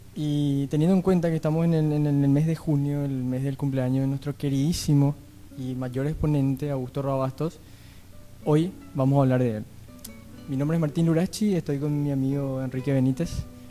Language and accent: Spanish; Paraguay; como paraguayos